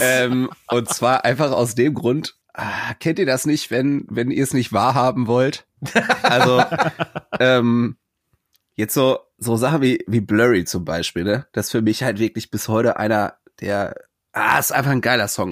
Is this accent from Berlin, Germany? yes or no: no; Cologne, North Rhine-Westphalia, Germany; für mich als Kölner